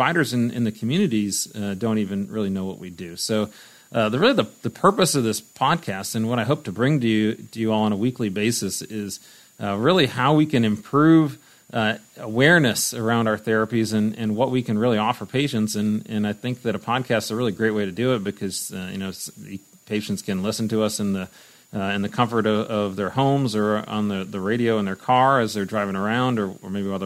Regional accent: Cleveland, Ohio, United States; I grew up in the Cleveland area

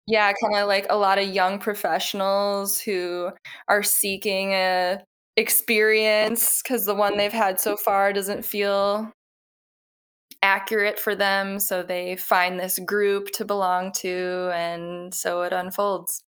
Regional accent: Milwaukee, Wisconsin, United States; moved away as an adult; now in Sacramento, United States; So originally I'm from Milwaukee, Wisconsin. born and raised, and around the age of twenty-one, I was really looking to move somewhere else.

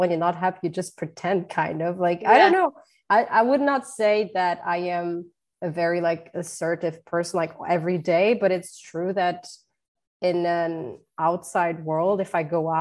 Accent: Luxembourg; English is a second language; moved away as an adult; now in Washington, D.C., United States; my parents are from Portugal. So I have like Portuguese roots, but was born in Luxembourg

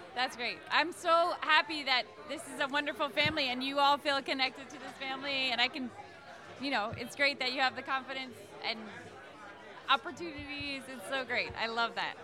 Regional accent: Long Island, New York, United States; moved away as an adult; now in Boston, United States; I grew up on Long Island in New York

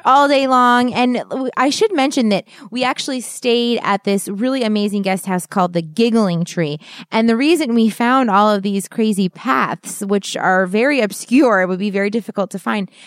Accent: East Coast, United States; we're from the East Coast, so we have mountains, but they're not big

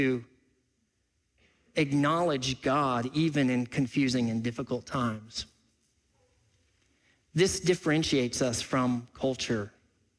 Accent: Freeport, Texas, United States; also born or lived in Pacific Northwest; now in Seattle area, United States; I was born and raised in South Texas. I was born in Freeport, Texas.

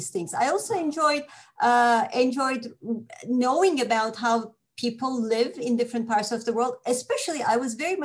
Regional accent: Istanbul, Turkey; moved away as an adult; also born or lived in Canada; I was born and raised and educated in Turkey

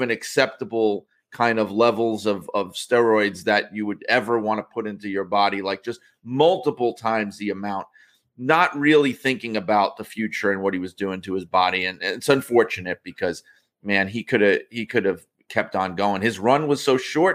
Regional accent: the New York area, United States; growing up in the New York area

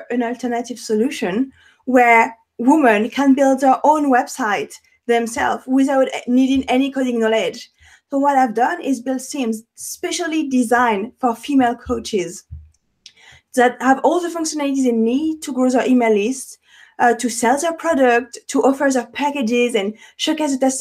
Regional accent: Paris, Île-de-France, France; English is a second language; moved away; I have an accent, born and raised in Paris

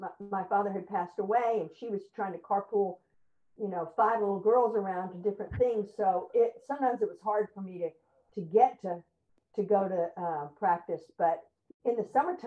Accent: Houston, Texas, United States; I grew up in Houston

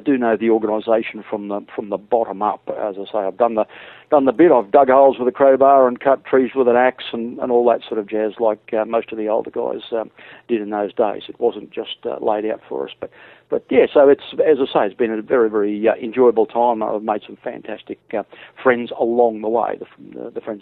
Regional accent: Queensland, Australia; I come from Queensland

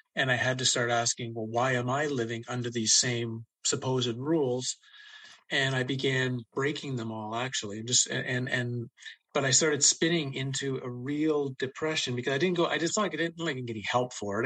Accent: Ottawa, Ontario, Canada; really spent most of my life growing up in Ottawa, nation's capital of Canada

